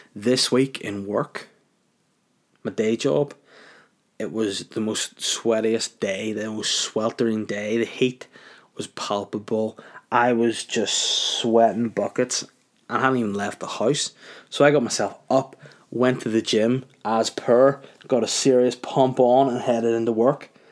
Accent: Holywood, Northern Ireland, United Kingdom; also born or lived in Crawfordsburn; I'm from North Down originally. Brought up in Hollywood, moved to Croftsburn, moved out, out of North Down for a while.

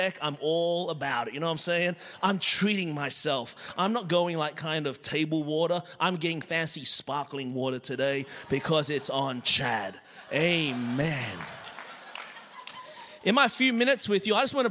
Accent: Melbourne, Victoria, Australia; born or raised there; moved away as an adult; now in Anderson, United States

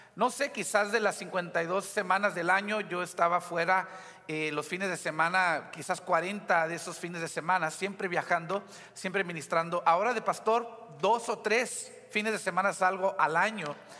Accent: Weslaco, Texas, United States; now in McAllen, United States; en la ciudad de Hueslaco, de donde soy originalmente

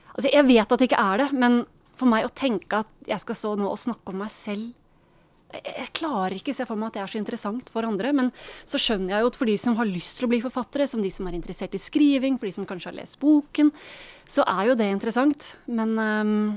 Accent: Norway; som nordmann

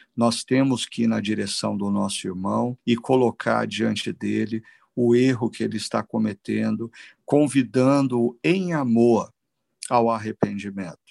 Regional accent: Brazil; nós, como brasileiros

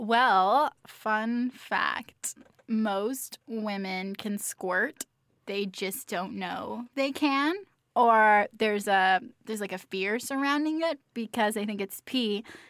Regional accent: Central Valley, California, United States; I'm from the Central Valley, and there's not a lot of do out there.

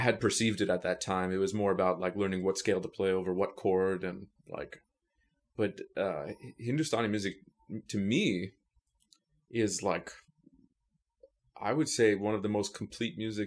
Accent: New York City, New York, United States; I grew up in New York City

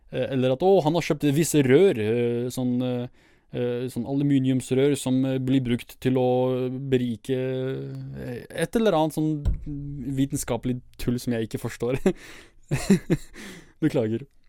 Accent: Iraqi Kurdistan, Kurdistan Region, Iraq; moved away; jeg vokste jo opp eh, under eh, Saddams styre, Så jeg bodde jo i Irak når han fortsatt var i regjering

